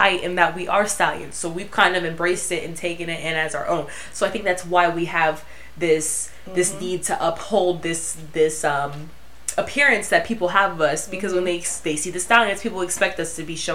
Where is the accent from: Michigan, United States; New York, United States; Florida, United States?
Florida, United States; now in Los Angeles, United States; I'm from Florida, being in my hometown